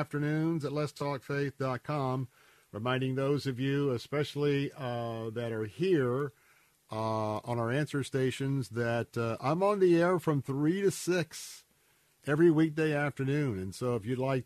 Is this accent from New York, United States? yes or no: no; Tampa, Florida, United States; I was born and raised right here in Tampa, Florida.